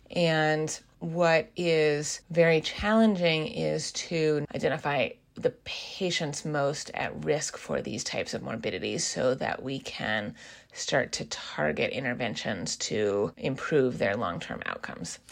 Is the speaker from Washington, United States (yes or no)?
yes; Seattle, Washington, United States; also born or lived in East Coast of the US; I am originally from the Seattle area